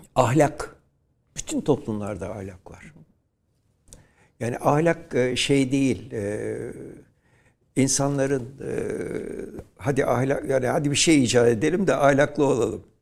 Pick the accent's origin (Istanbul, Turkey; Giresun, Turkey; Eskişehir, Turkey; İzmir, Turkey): İzmir, Turkey; Şerafettin Bey Caddesi'nde doğdum ben